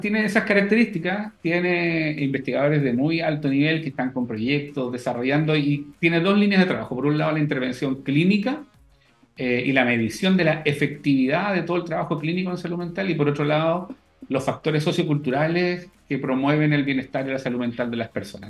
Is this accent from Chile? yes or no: yes; Chile; also born or lived in Valdivia, Chile / Netherlands